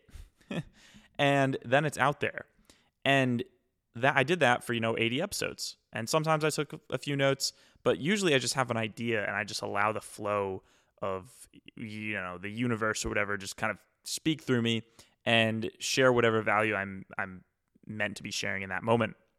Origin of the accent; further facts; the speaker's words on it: East Coast, United States; I'm from the East Coast